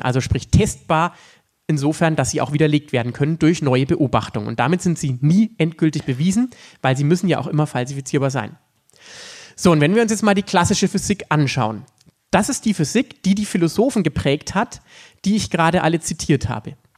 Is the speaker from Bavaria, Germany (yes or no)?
yes; Upper Franconia, Bavaria, Germany; in Oberfranken, da wo ich herkomme